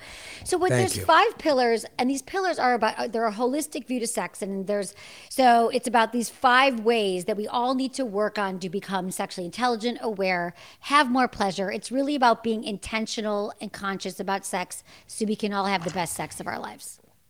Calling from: Santa Monica, California, United States; I'm in Los Angeles. I'm in Santa Monica, California, to be specific.

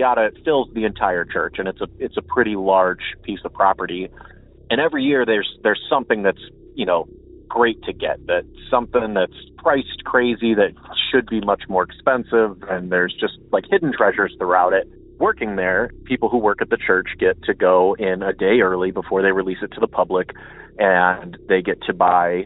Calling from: Akron, Ohio, United States; from Akron

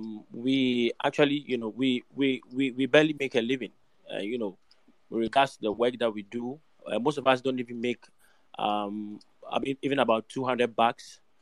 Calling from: Ghana; I'm actually speaking from Africa, to be precise, West Africa.

